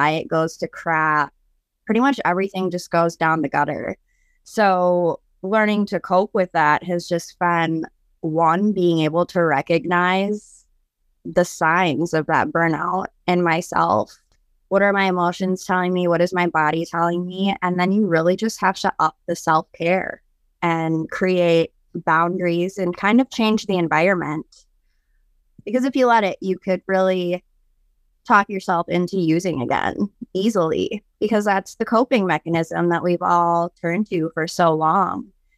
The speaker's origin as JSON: {"language": "English", "region": "Wisconsin", "country": "United States", "said": "I'm 32 years old. I'm from Wisconsin."}